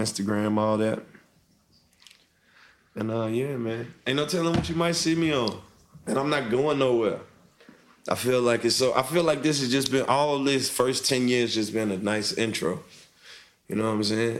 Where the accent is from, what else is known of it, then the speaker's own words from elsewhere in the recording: Mississippi, United States; moved away as an adult; now in Atlanta, United States; I'm from Mississippi.